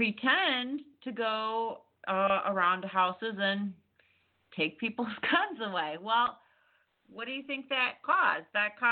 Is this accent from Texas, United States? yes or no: yes; Texas, United States; I'm from Texas, so he, he makes the news a lot.